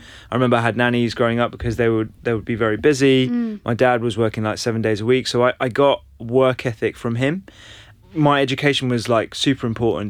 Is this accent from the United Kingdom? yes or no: yes; London, United Kingdom; Yeah, I was brought up in London.